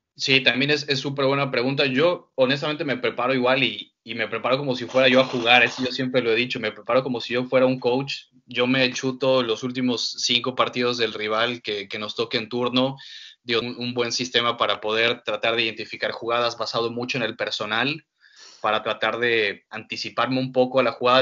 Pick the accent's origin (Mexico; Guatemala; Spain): Mexico; mi ciudad natal, que es Lapa, que fue donde yo empecé a transmitir